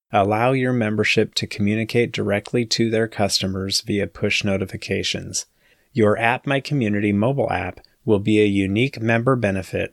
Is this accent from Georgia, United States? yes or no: no; Sacramento, California, United States; grew up in Sacramento